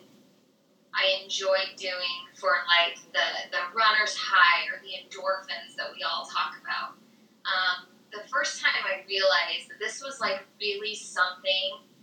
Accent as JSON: {"language": "English", "region": "Utah", "country": "United States", "said": "I'm from Utah"}